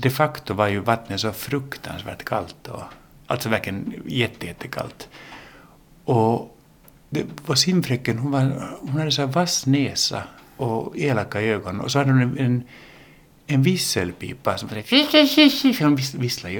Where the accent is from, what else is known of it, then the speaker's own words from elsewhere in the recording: Helsinki, Uusimaa, Finland; accent: Finland Swedish; first language English; Swedish is a second language; also born or lived in United States / Åland; vi är ju inte födda i Finland, jag och min bror, vi är ju amerikaner från början. Vi föddes i Amerika och lärde oss då engelska, eller engelska var vårt modersmål. Och sen kom vi till Helsingfors när mamma och pappa skilde sig och eh, så switchade vi då till finlandssvenska